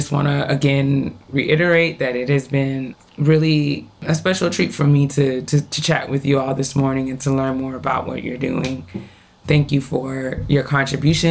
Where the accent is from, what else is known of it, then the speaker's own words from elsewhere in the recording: Westchester, New York, United States; I'm originally from New York and grew up in the Westchester area